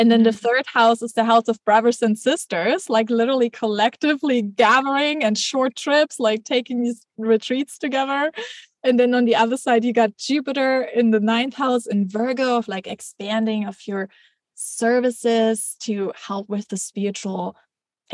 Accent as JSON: {"language": "English", "country": "Germany", "tie": "born or raised there", "said": "I grew up in Germany"}